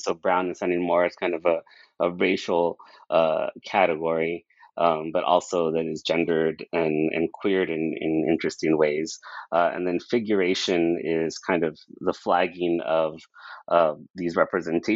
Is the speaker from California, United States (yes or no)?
yes; Brawley, California, United States; I was from Brawley, the town that I grew up